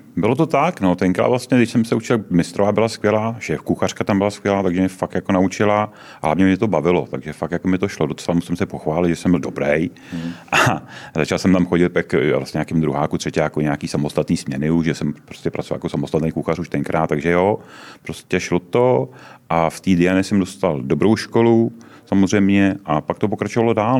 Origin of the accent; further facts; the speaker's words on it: Jaroměř, Hradec Králové Region, Czechia; moved away; also born or lived in Prague; původem ne, původem jsem z Jaroměře, ale v no. Praze, v Praze jsem žil od nějakého 76. 7. roku